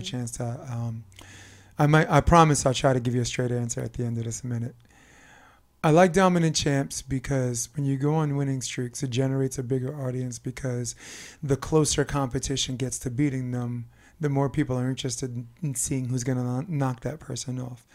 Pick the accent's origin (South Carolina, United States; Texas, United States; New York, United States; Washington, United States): New York, United States; as a New Yorker